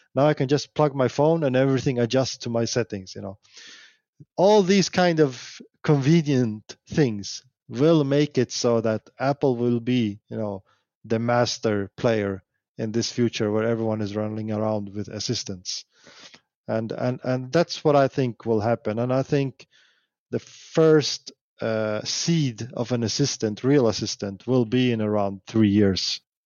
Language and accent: English; Sweden; I'm from Sweden